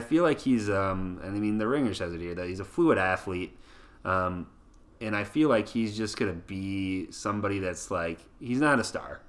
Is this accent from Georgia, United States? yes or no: no; Waseca, Minnesota, United States; my hometown Waseca